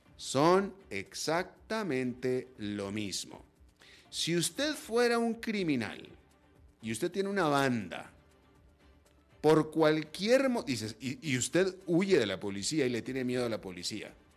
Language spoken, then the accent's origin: Spanish; Monterrey, Nuevo León, Mexico; Yo soy de esa área, por cierto. Yo soy de Monterrey, que es el norte de México